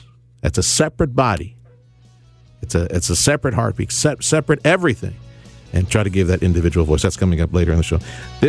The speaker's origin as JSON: {"language": "English", "country": "Mexico", "tie": "born or raised there", "lives_now": "United States", "said": "Man, I grew up in Mexico. That was real poverty down there."}